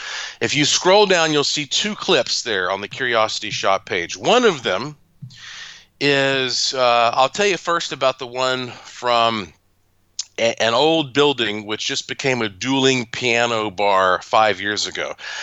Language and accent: English; North Carolina, United States; Well, because that I am from North Carolina and I have a museum and laboratory and ghost tours and all that there